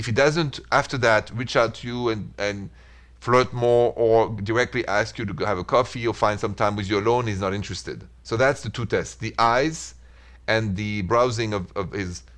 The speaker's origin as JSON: {"language": "English", "country": "France", "accent": "French", "second_language": "English", "moved": "as an adult", "lives_now": "United States", "said": "Et je suis de France. I am from France. That's why the accent is so thick"}